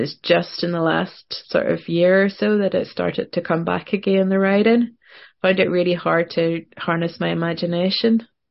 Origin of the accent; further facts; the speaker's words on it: Northern Ireland, United Kingdom; also born or lived in Portland, Oregon; being a Northern Irish writer